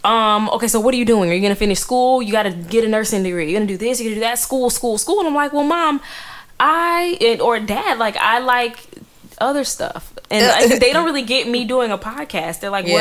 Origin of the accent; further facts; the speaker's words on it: United States; first language English; also born or lived in Atlanta; I've just been in the box of being an American. English is my first